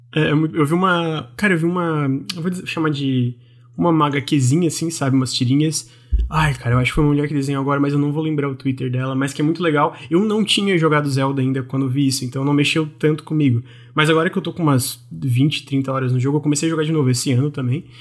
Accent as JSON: {"language": "Portuguese", "region": "Santa Catarina", "country": "Brazil", "said": "eu sou de Santa Catarina"}